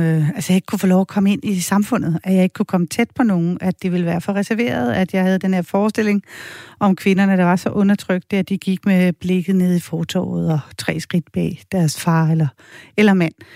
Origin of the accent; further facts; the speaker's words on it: Denmark; jeg er fra Danmark